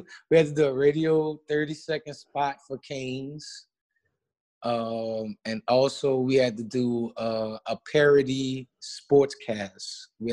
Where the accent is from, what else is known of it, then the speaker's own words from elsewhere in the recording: New Orleans, Louisiana, United States; moved away as an adult; also born or lived in Baton Rouge, Louisiana; now in Lafayette, United States; in New Orleans, in my hometown.